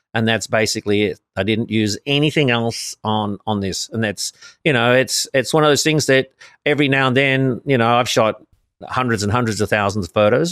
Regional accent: Sydney, New South Wales, Australia; moved away as an adult; now in Los Angeles, United States; originally born in Sydney, Australia

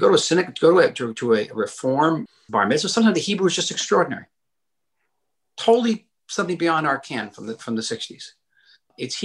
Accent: United States; I, as an American Jew

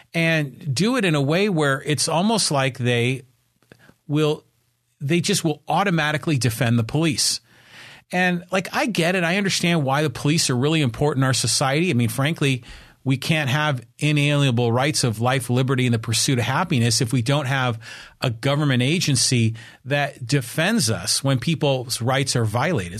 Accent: Poway, California, United States; for those of you who live here in my hometown of Poway, California, the city in the country

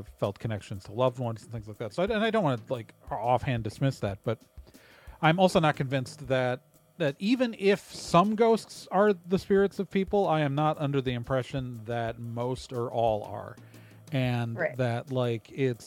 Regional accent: Wauwatosa, Wisconsin, United States; I grew up in Wauwatosa, Wisconsin, one of the Milwaukee suburbs

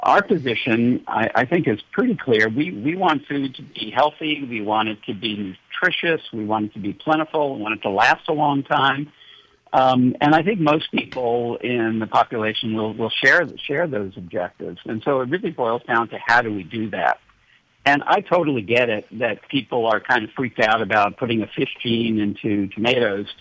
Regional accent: New York City, New York, United States; moved away; also born or lived in San Diego; I grew up in New York City, and I couldn't tell a cow from a cauliflower until I was about 12 years old

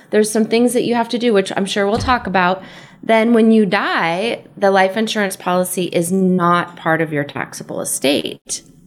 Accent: San Diego, California, United States; moved away as an adult; also born or lived in San Francisco / East Coast; I grew up here in San Diego

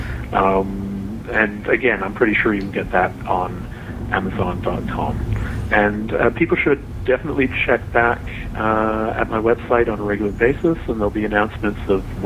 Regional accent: Toronto, Ontario, Canada; my hometown of Toronto

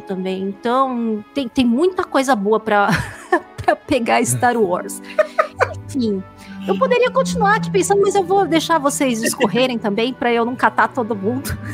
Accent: São Paulo, Brazil; eu sou de São Paulo também, paulista.

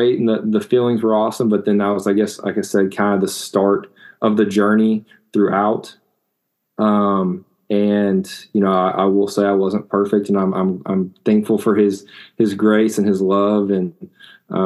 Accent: Enid, Oklahoma, United States; I grew up in Northwest Oklahoma, in a small town called Enid

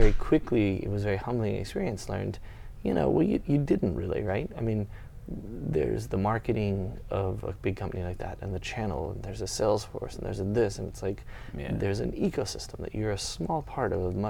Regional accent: Texas, United States; also born or lived in Nuremberg, Germany / San Antonio / Temple; And so we moved from here to the States, and I grew up pretty much in Texas. We lived in San Antonio, and then we lived in Temple, which is a little bit outside of Fort Hood

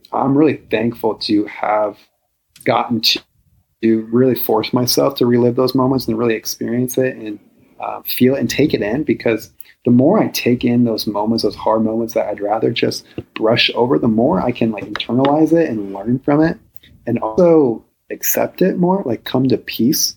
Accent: a small town in Iowa, United States; I'm from a small town in Iowa. I grew up in the Midwest

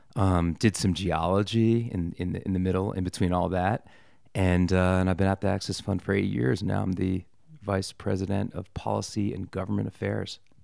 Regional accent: Washington, District of Columbia, United States; moved away; I grew up in Washington, D C

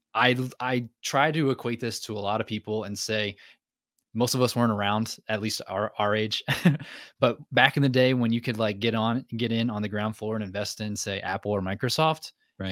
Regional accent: New Jersey, United States; moved away as an adult; also born or lived in North Carolina; now in Maine, United States; I'm from New Jersey, she's from Maine. I didn't want to move back to New Jersey, so Maine was the answer

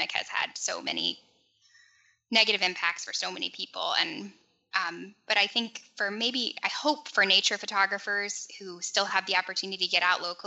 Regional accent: North Carolina, United States; moved away; I grew up in North Carolina

